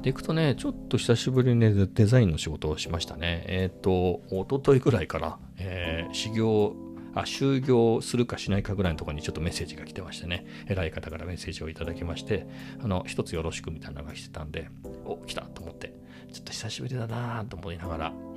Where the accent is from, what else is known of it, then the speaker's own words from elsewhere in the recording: Japan; first language Japanese; 日本語の日本語の日本人の僕